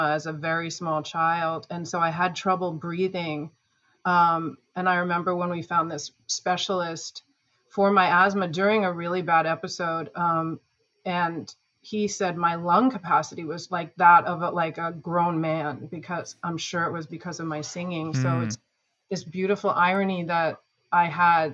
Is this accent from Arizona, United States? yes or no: no; Long Island, New York, United States; moved away as an adult; also born or lived in New England; now in Southern California, United States; I grew up on Long Island and all over New York and went to school in New England